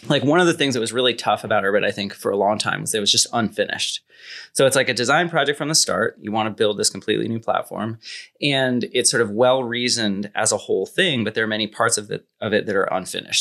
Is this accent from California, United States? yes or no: yes; near Silicon Valley, California, United States; I grew up near Silicon Valley, kinda close enough to get it